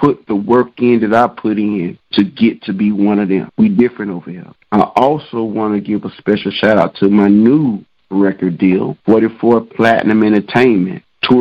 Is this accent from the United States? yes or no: yes; Douglas, Georgia, United States; my hometown of Douglas, Georgia